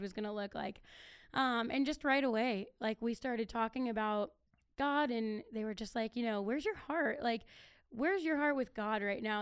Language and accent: English; Akron, Ohio, United States; moved away; I'm originally from Akron